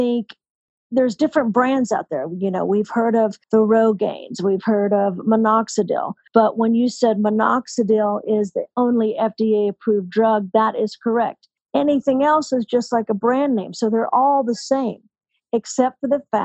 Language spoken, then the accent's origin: English; Texas, United States; I'm an 80s kid. I grew up in Texas.